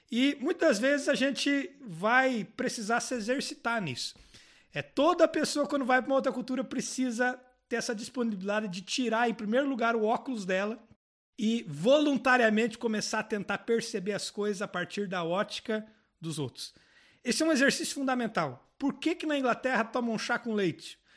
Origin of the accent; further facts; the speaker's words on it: Brazil; now in Portugal; talvez como brasileiros...